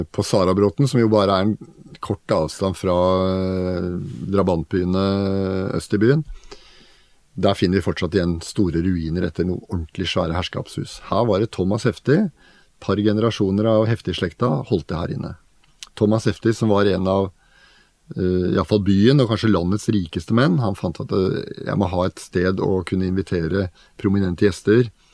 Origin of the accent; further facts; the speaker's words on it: Oslo, Norway; Jeg vokste opp i Oslo på Oppsal og Bøler